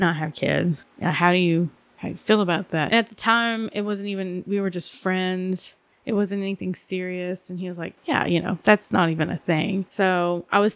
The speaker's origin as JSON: {"language": "English", "region": "Georgia", "country": "United States", "tie": "born or raised there", "also_born_or_lived": "Asheville, North Carolina", "moved": "yes", "said": "I was born in Georgia"}